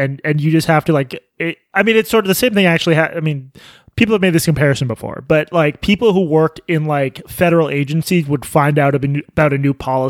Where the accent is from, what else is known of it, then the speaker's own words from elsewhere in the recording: United Kingdom; I'm British.